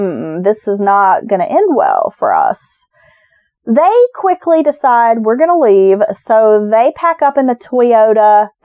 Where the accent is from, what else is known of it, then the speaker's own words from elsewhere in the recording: Maggie Valley, North Carolina, United States; Maggie Valley is my hometown.